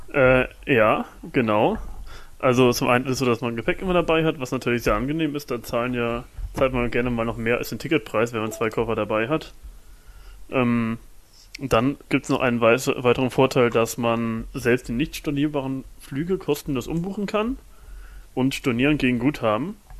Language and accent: German; Germany; wir als Deutsche